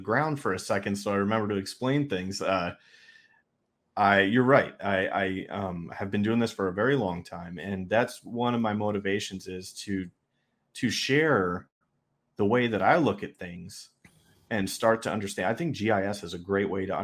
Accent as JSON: {"language": "English", "region": "New York", "country": "United States", "said": "I'm from New York"}